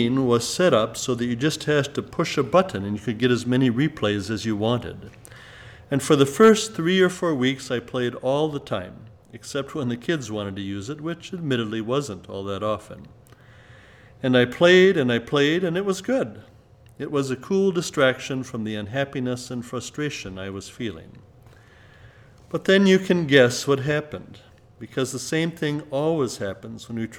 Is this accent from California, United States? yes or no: yes; Southern California, United States; Growing up in Southern California